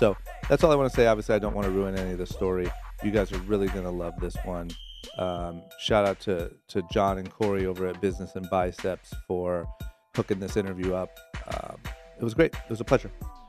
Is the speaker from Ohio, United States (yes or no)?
yes; Ohio, United States; Maurice grew up in my hometown of Ohio. He's from Youngstown, not far from where I'm from